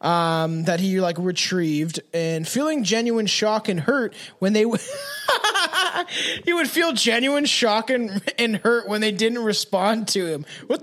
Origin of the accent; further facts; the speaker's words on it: San Francisco, California, United States; Born and raised in San Francisco, California